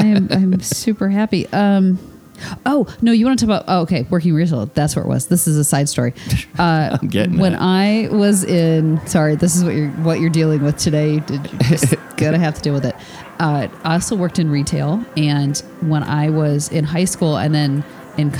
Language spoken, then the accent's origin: English; Michigan, United States; I'm from Michigan